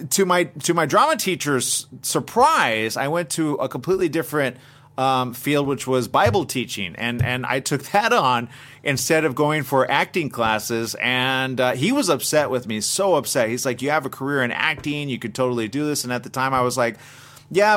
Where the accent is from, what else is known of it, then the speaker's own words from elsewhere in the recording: Montebello, California, United States; I was born in a little town named Montebello